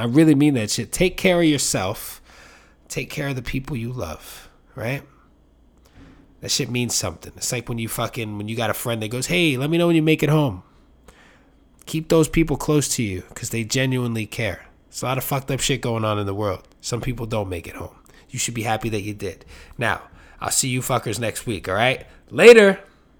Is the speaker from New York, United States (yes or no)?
yes; New York City, New York, United States; I'm from New York City